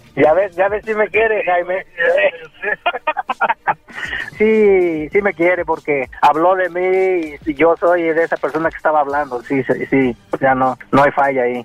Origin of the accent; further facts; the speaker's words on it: Michoacán, Mexico; now in Texas, United States; yo vivo en Texas y soy este, de Michoacán, México